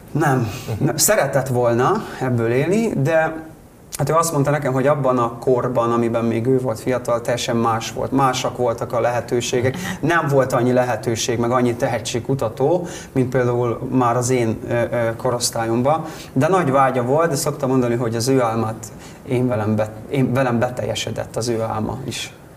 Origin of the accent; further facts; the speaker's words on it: Karancslapujtő, Nógrád, Hungary; also born or lived in Budapest; now in Salgótarján, Hungary; ahol én felnőttem, Karancslapújtőn a faluba